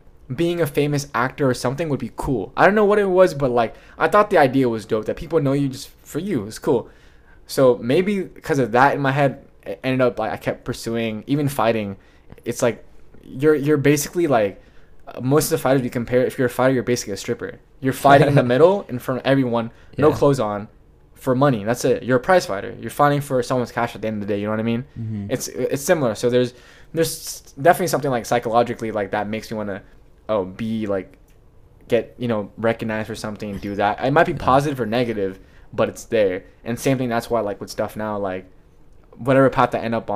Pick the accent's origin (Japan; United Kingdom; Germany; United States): United States; Los Angeles, California; The valley, the area I'm from is the valley